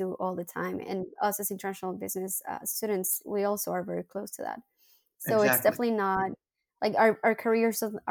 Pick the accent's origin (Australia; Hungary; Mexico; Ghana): Mexico; León, Guanajuato; English is a second language; moved away as an adult; also born or lived in Monterrey, Mexico; now in Paris, France; I'm from León, Guanajuato